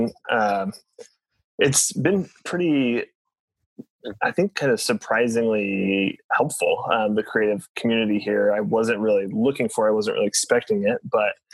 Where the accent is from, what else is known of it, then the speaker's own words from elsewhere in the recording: Springfield, Illinois, United States; moved away as an adult; now in Joplin, United States; I'm actually from Springfield, Illinois. Grew up there, moved here for college when I was 20